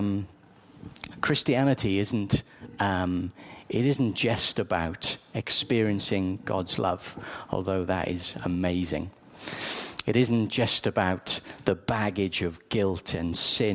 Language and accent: English; South Wales, United Kingdom; I grew up in South Wales